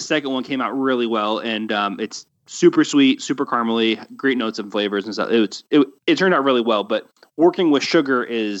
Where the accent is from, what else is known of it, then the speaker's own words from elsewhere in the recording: Florida, United States; I'm from Florida and my wife is half Cuban.